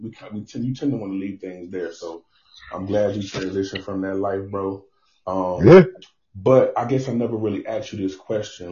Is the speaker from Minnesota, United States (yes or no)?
no; Mobile, Alabama, United States; growing up in Mobile, Alabama, where I'm from